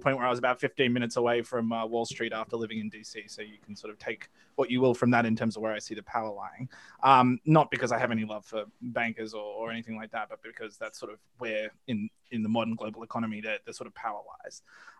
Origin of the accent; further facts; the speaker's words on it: Australia; now in United States; I'm an Australian, as you can probably tell by my accent. I moved to the United States in part because I am pretty acutely aware of how imperialism works in the modern age